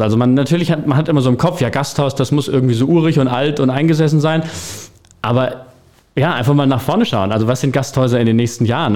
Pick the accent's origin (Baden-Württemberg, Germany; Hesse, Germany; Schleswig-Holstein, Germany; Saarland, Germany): Hesse, Germany; Lauterbach; moved away as an adult; also born or lived in Frankfurt / Wiesbaden; Wir sind junge Leute, wir kommen aus Lauterbach, sind wieder zurück. Also ich war auch lange in Frankfurt, ich habe in Wiesbaden gewohnt. Mich hat es dann auch wieder in die Heimat, in den Vogelsberg verschlagen